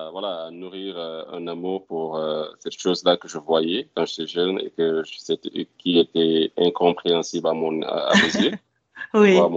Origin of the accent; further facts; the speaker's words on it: Morocco; now in Houston, United States; Mais je suis venu directement du Maroc à Houston.